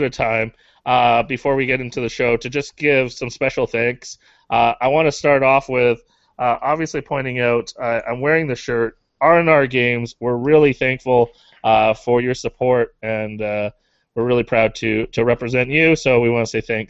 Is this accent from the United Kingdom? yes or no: no; Canada; You just proved we're Canadian.